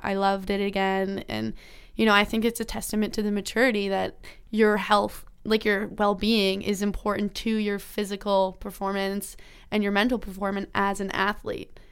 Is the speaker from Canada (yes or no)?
yes; Ontario, Canada; I grew up in Ontario